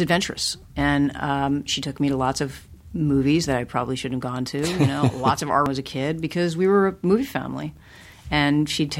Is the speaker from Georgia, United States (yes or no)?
no; Los Angeles, California, United States; I mean, I grew up in L.A. and sure. I grew up in Hollywood. I grew up, you know, 10 blocks from here